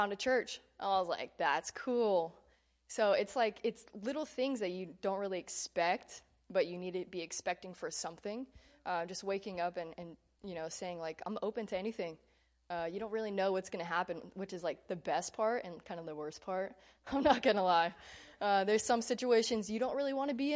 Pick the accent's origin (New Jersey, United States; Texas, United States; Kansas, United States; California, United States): Texas, United States; Keller; I'm from Keller, like, you know, a suburb in Fort Worth